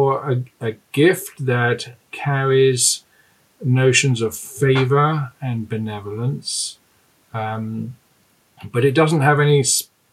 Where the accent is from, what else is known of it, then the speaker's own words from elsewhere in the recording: London, United Kingdom; moved away as an adult; also born or lived in Cambridge / Glasgow, Scotland; now in Durham, United Kingdom; I grew up in London